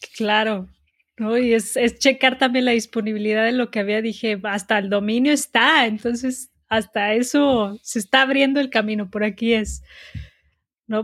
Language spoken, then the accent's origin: Spanish; Guadalajara, Jalisco, Mexico; also born or lived in Mexico City / United States / Los Cabos / Cancún; Soy de México, soy de Guadalajara. Eh, nací aquí, todavía vivo aquí. La mayoría de mi vida he vivido aquí.